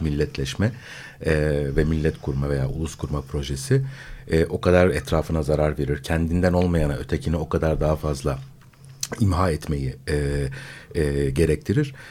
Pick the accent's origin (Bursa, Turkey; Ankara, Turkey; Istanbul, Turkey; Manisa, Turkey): Istanbul, Turkey; born or raised there